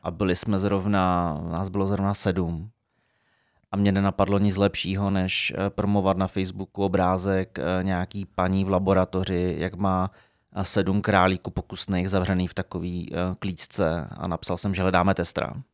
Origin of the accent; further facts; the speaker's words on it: Frenštát pod Radhoštěm, Moravian-Silesian Region, Czechia; moved away as an adult; also born or lived in Brno / Prague; jsem se sebral z Frenštátu